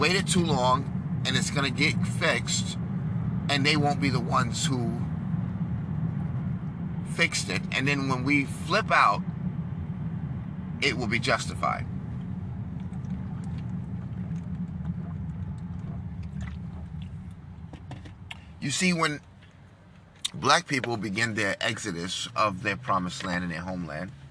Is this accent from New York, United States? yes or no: yes; New York, United States; I'm from New York